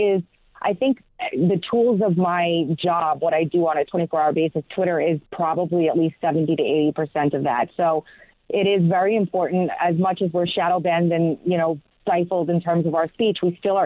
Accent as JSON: {"language": "English", "region": "New York", "country": "United States", "moved": "yes", "lives_now": "South Carolina, United States", "said": "I'm from New York originally. I moved out of there down to South Carolina, where I'm at now"}